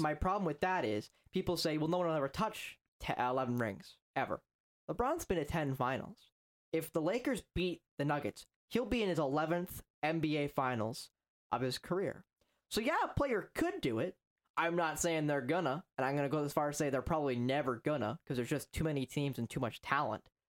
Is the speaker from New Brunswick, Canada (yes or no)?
no; northern Ontario, Canada; I am from Wyre, not Ontario, Canada, Wyre